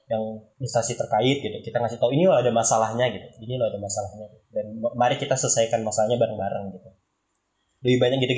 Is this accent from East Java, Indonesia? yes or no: no; Pontianak, West Kalimantan, Indonesia; Perkenalkan nama nama aku …, asalnya dari kota Pontianak.